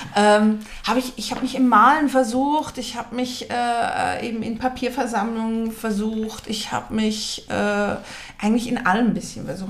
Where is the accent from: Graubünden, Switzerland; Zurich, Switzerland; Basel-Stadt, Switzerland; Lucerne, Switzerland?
Basel-Stadt, Switzerland; Basel; Ich bin in Basel geboren, aber habe einen deutschen Pass